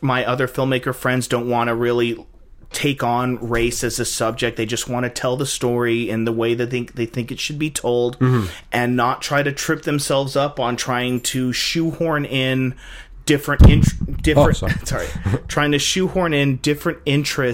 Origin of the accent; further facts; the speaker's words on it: United States; we're Americans, we live in a multiracial culture